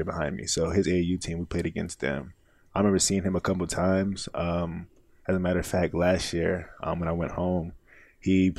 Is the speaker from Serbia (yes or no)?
no; Spring Lake, North Carolina, United States; moved away as an adult; now in New York City, United States; I grew up in Spring Lake